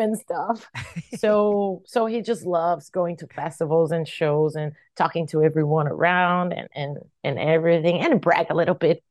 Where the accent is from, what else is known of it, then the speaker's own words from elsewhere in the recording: Brazil; I was from Brazil